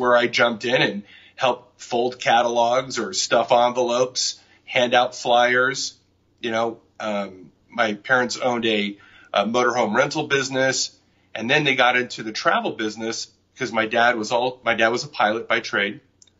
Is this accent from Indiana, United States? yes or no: no; Newport Beach, California, United States; also born or lived in Inglewood, California / Torrance, California / Bangkok, Thailand; we came back and we moved to Huntington Beach for about a year or two. And then after that, around 10 years old, we moved to Newport Beach. And that's where I lived till I was about 24 years old.